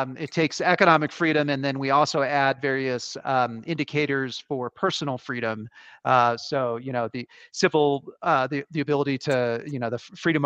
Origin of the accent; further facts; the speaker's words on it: United States; I'm from the United States